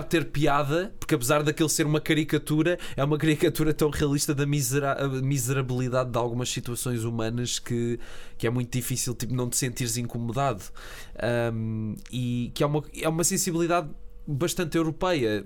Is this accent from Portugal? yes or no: yes; Portugal; eu sinto-me como português